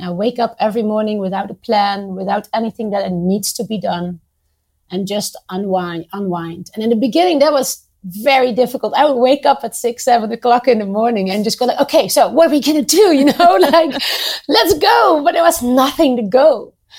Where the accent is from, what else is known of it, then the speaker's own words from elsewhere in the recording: Netherlands; moved away as an adult; now in Beirut, Lebanon; I did move at one point from my home country, the Netherlands, to Lebanon when I met my husband, and I moved here 11 years ago